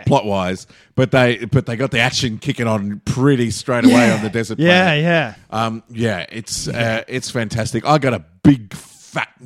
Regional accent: Melbourne, Victoria, Australia; I'm from Melbourne

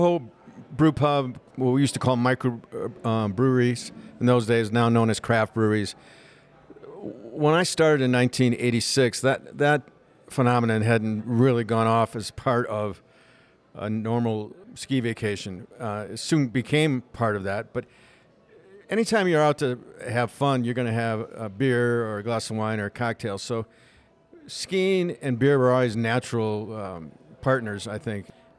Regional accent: Milwaukee, Wisconsin, United States; moved away as an adult; now in Park City, United States; I came here as a 21-year-old, actually hitchhiked here from Milwaukee after I graduated from Marquette University.

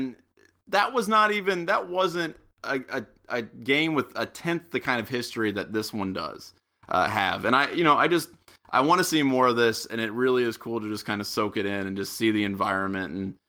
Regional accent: Ohio, United States; I mean, I'm from Southwestern Ohio. I went to a Catholic high school.

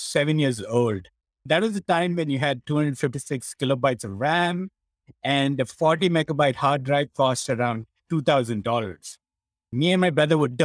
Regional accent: India; moved away; the way I was brought up in India when I was growing up

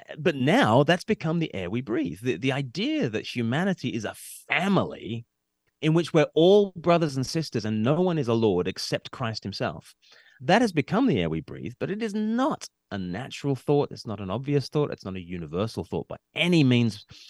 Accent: Sydney, New South Wales, Australia; now in United Kingdom; I grew up in Australia and I've, I live in the U K now

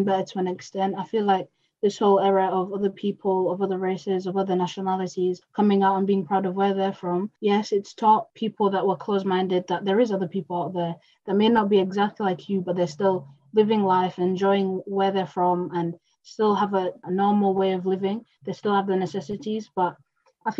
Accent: Kenya; now in Hull, United Kingdom; I'm from Africa, that's why I'm speaking like this

